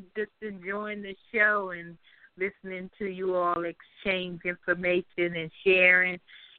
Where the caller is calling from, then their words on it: Capitol Heights, Maryland, United States; I'm calling from Capitol Heights, Maryland.